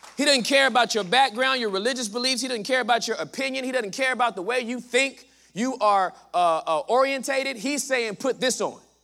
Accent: Southern California, United States; moved away as an adult; now in Texas, United States; I am from Southern California

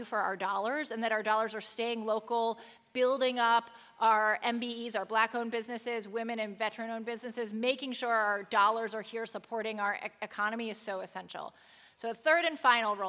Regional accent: Montgomery County, Maryland, United States; now in Baltimore, United States; I was raised in Montgomery County.

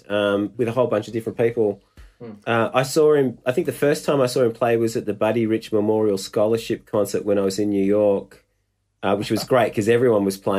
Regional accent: Melbourne, Victoria, Australia; You know, I'm a drummer from Melbourne, and I'm a massive fan.

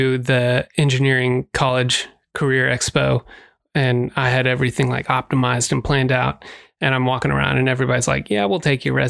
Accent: Texas, United States; born there; I was born outside of Dallas.

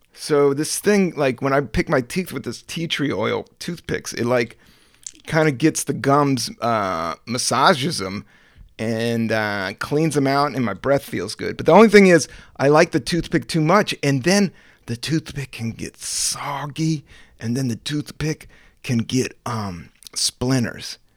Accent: Virginia, United States; also born or lived in Washington, D.C.; I was born in D C, raised in Virginia

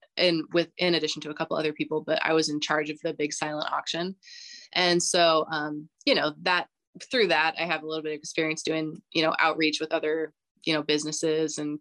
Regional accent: United States; moved away as an adult; I love my home country. I love America

